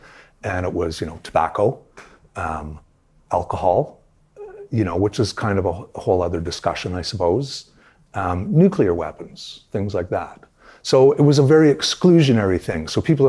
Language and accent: English; Toronto, Ontario, Canada; I grew up in Toronto. we had three television stations in Toronto.